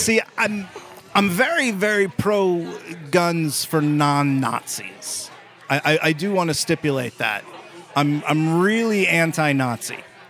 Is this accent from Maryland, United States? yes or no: yes; Baltimore, Maryland, United States; I'm from Baltimore.